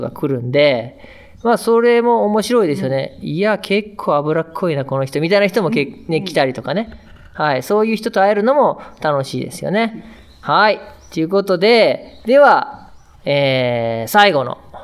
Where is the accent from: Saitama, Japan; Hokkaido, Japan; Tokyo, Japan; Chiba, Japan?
Hokkaido, Japan; Sapporo; 札幌出身なんですけど